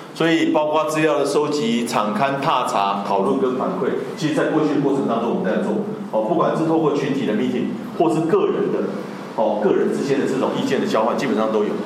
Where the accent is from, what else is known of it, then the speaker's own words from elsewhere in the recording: Tainan, Taiwan; moved away as an adult; also born or lived in Northern Taiwan; 作为一个北漂的台南人哦，就是我本身是在台南长大